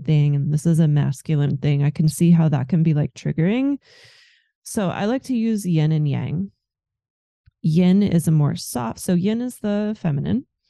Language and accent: English; Germany; also born or lived in America; now in United States; I am from Germany